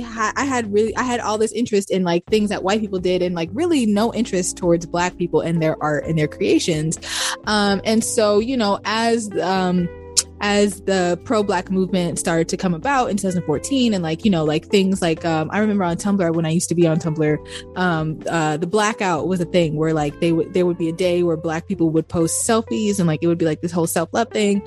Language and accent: English; Baltimore, Maryland, United States; I grew up in Baltimore, Maryland